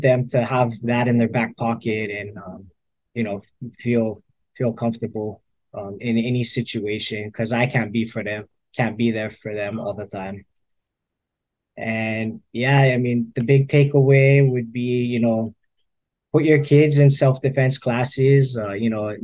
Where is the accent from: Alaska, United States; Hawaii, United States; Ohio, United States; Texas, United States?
Hawaii, United States; Windward side; I'm from the Windward side